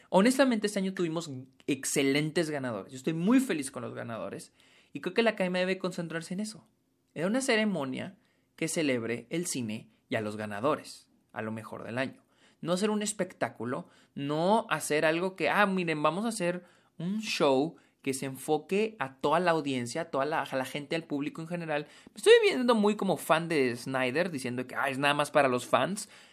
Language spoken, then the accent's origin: Spanish; Mexico; soy de México